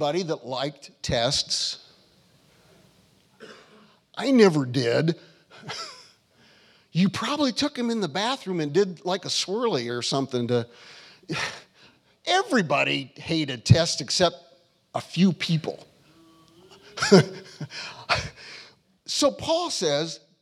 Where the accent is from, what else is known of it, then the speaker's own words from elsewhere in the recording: United States; I'm American